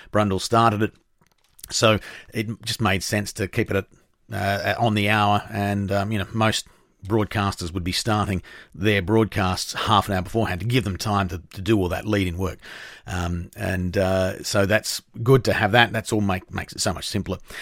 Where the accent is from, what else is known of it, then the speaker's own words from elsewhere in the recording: Australia; as an Australian